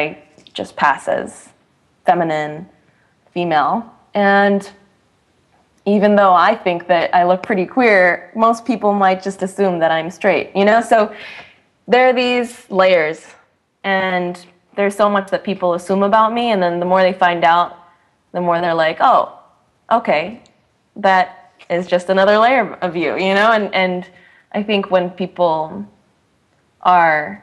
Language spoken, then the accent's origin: English; Boston, Massachusetts, United States; I was born and raised in the Boston area